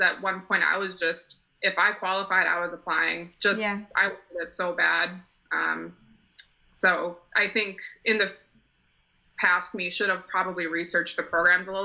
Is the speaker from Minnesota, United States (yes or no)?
yes; St. Paul, Minnesota, United States; moved away as an adult; also born or lived in Potsdam, New York; I'm originally from St. Paul, Minnesota